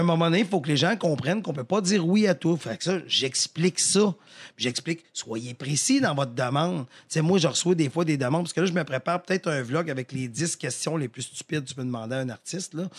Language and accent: French; Victoriaville, Quebec, Canada; je viens de Victo